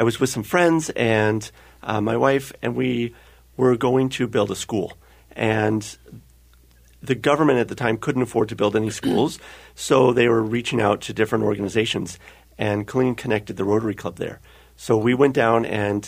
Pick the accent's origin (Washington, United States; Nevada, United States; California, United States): California, United States; North Bay; moved away as an adult; also born or lived in Oregon; now in Minnesota, United States; I grew up in California, in the North Bay, just north of San Francisco, and lived there all of my childhood